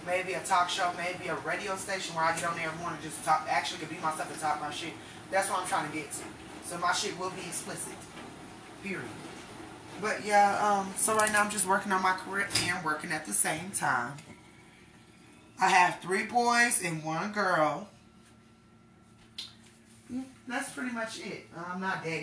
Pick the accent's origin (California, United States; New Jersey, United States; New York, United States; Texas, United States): Texas, United States; also born or lived in Denver, Colorado / Florida; I was originally born in Denver, Colorado. I do not tell a lot of people that, but I was immediately shipped off, thank God, to the South, and that's where I was raised in Texas, also in Florida